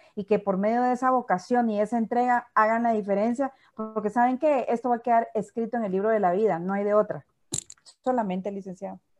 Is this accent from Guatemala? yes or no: yes; Guatemala; nosotros como guatemaltecos somos resilientes